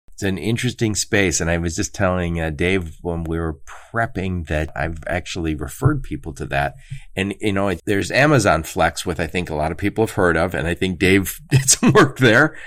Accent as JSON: {"language": "English", "area": "suburbs of Detroit", "region": "Michigan", "country": "United States", "said": "I'm from the suburbs of Detroit"}